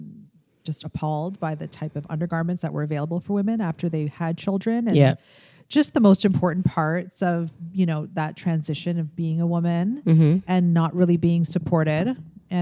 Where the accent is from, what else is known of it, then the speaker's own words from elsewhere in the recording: Toronto, Ontario, Canada; I'm from Toronto